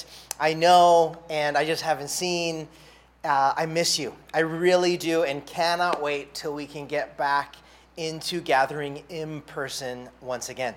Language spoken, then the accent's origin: English; Santa Barbara, California, United States; now in Honolulu, United States; Santa Barbara, California, my hometown